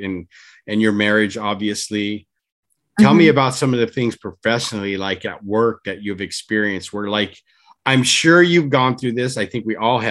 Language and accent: English; Orange County, California, United States; we're folks from Orange County